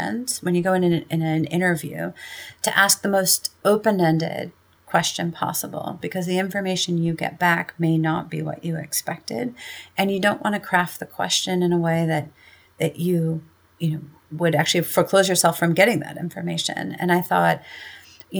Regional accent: Midwestern US, United States; accent: Midwestern; moved away as an adult; now in New York City, United States; a white woman who perhaps has a bit of a Midwestern accent

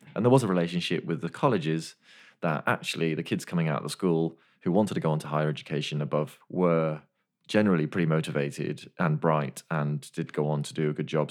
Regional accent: Machynlleth, Wales, United Kingdom; I was born in Wales, Machynlleth Hospital.

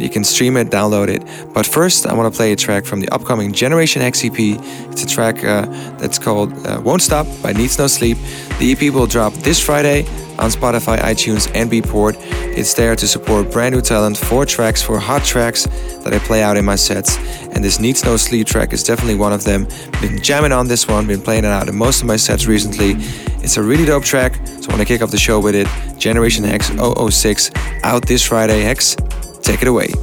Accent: Amsterdam, North Holland, Netherlands; in my hometown, in my beautiful hometown

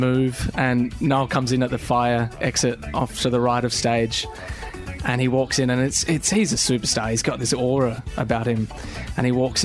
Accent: Adelaide, South Australia, Australia; I'm from Adelaide, South Australia

